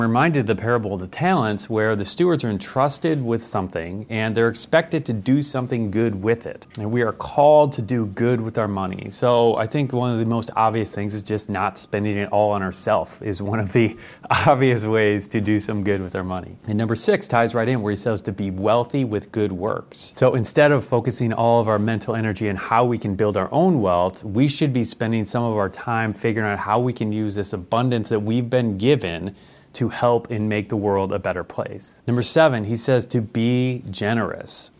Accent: United States; those of us who are Christians in America

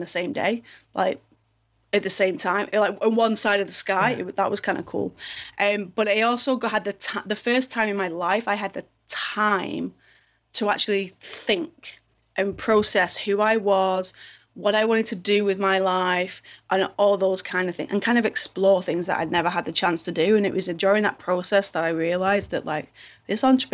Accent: Manchester, North West England, United Kingdom; I'm from a place called Manchester

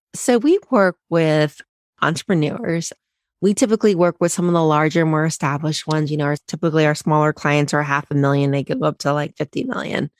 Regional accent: Cincinnati, Ohio, United States; moved away as an adult; also born or lived in Chicago; I didn't grow up in Chicago, I grew up in Ohio, similar to you, in Cincinnati

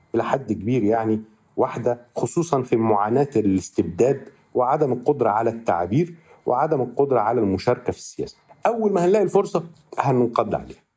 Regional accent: Egypt; born or raised there; moved away as an adult; now in Barcelona, Spain

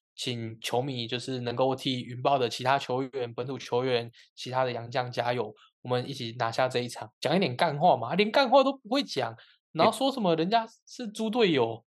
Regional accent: Kaohsiung, Taiwan; 我是高雄人

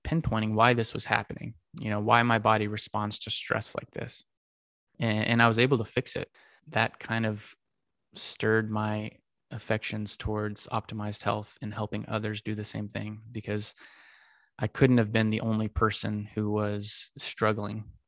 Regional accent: Texas, United States; Got to play for the Texas Rangers, my hometown team

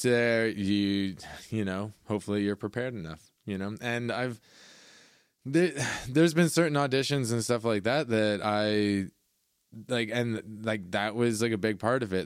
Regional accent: Caledon, Ontario, Canada; I grew up in Caledon

